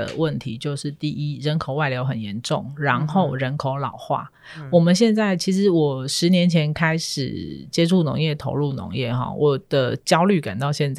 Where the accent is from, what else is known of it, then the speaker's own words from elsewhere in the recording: Hsinchu, Hsinchu City, Taiwan; 以我这个一个水泥丛人都市长大的小孩，我在新竹市区长大